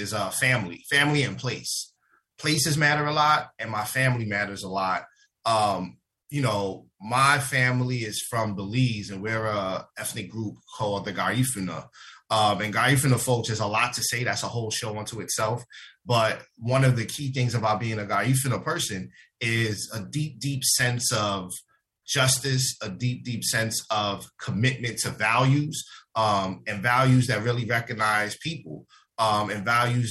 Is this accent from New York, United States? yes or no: yes; New York City, New York, United States; I was born and raised in the South Bronx, 1016 Bryant Avenue